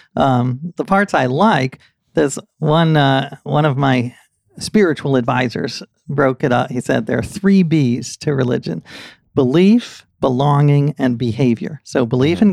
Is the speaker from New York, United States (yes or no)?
yes; New York City, New York, United States; I grew up here in New York City